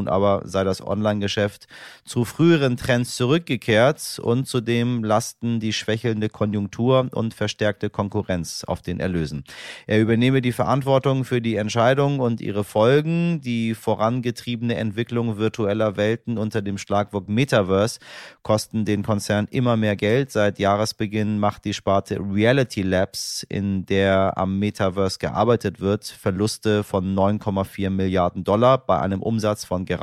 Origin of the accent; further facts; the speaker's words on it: Iran; German is a second language; Wir sehen das als Iraner, ich glaube, unisono alle gleich und wir haben uns auch von ähm, Seiten der Menschen, die sich im Ausland befinden, äh, sehr, sehr doll eingesetzt.